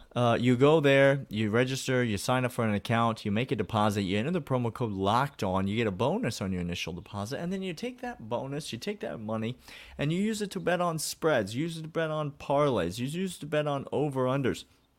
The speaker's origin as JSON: {"language": "English", "town": "Nashville", "region": "Tennessee", "country": "United States", "tie": "born or raised there", "said": "Yeah, I'm going to take you to my hometown here, to Nashville, Tennessee."}